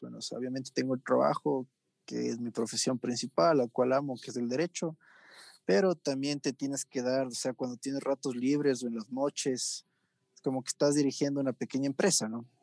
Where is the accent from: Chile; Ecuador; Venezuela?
Ecuador; como ecuatoriano